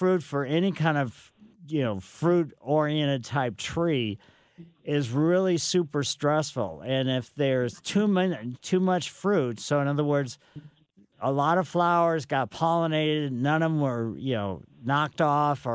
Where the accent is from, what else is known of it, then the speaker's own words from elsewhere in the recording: Ellisville, Missouri, United States; I grew up in Ellisville on Maple Lane